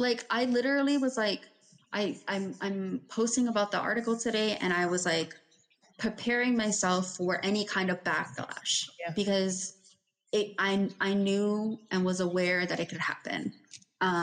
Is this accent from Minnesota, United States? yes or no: no; New York, United States; we were raised in New York